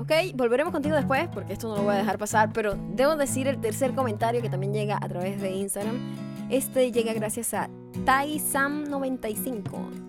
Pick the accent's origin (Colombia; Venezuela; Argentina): Venezuela; Punto Fijo, Falcón; now in Los Angeles, United States; yo era de punto fijo